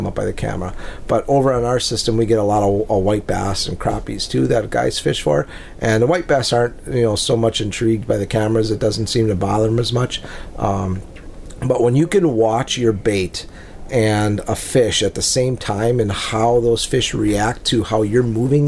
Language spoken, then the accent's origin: English; Lake Winnebago, Wisconsin, United States; growing up on Lake Winnebago, which is, you know, kind of the lake or the Mille Lacs Lake of Minnesota